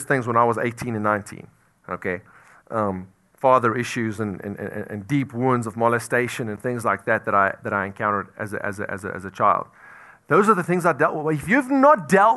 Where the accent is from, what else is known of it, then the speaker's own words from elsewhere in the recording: South Africa; moved away; I'm from South Africa